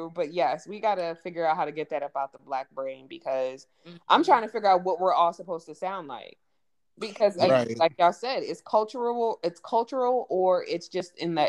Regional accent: California, United States; moved away; also born or lived in East Coast; when I came from California to the East Coast, even though we lived on the East Coast, I still talked like a West Coast person. So it was just like, oh my gosh, you talk white. You sound so white.

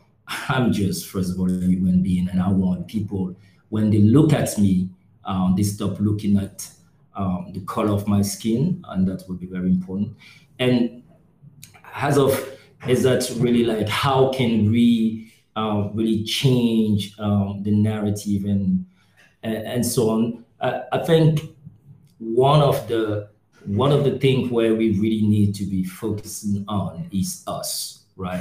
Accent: Cameroon; now in Berlin, Germany; born in Cameroon

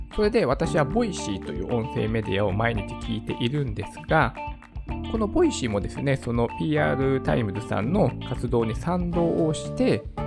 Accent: Japan; やっぱこの日本にね、生まれたからだと思うんですよ

